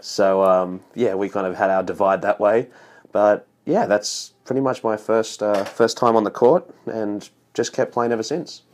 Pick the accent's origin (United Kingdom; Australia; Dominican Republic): Australia; born or raised there; moved away as an adult; now in United States